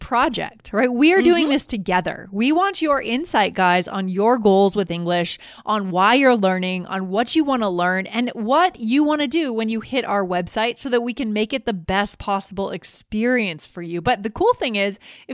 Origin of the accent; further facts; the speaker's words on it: New England, United States; now in Colorado, United States; I grew up in New England